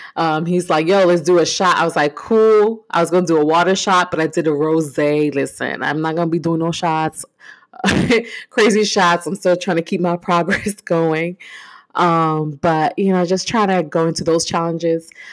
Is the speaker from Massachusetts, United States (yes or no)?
no; New York, United States; moved away; I'm originally from New York